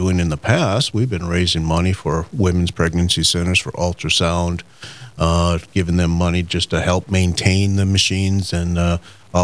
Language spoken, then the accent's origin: English; Mandan, North Dakota, United States; now in Grand Forks, United States; I'm originally from Mandan, North Dakota